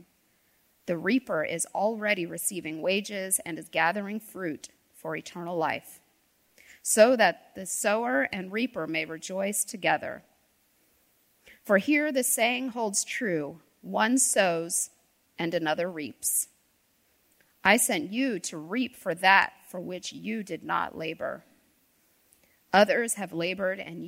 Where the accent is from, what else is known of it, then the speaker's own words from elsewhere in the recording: D.C., Northern Virginia, United States; now in North Carolina, United States; I grew up outside of Washington, D.C. in Northern Virginia